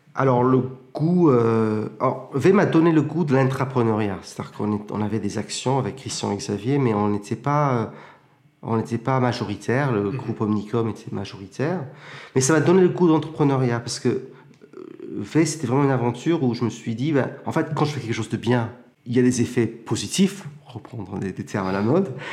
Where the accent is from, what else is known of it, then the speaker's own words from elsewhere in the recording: Plymouth, South West England, United Kingdom; moved away as an adult; also born or lived in Cambridge; now in France; Je suis né à Plymouth, au Royaume-Uni